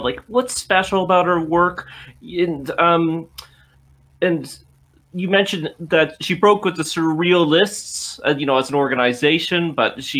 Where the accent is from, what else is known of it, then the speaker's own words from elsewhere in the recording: Cornwall, Prince Edward Island, Canada; moved away; People may have picked up on my accent. I grew up on Prince Edward Island, particularly when I was young